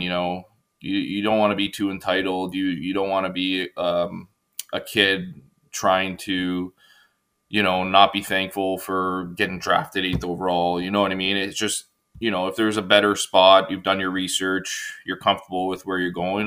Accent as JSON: {"language": "English", "town": "Richmond Hill", "region": "Ontario", "country": "Canada", "tie": "born or raised there", "said": "grew up on um, pretty big lot in Richmond Hill"}